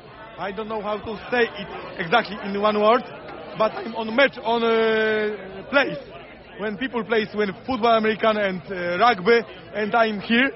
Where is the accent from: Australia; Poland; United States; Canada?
Poland; English is a second language; I'm from Poland.